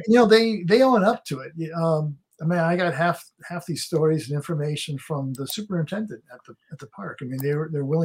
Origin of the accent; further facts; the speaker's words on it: Connecticut, United States; I grew up in Connecticut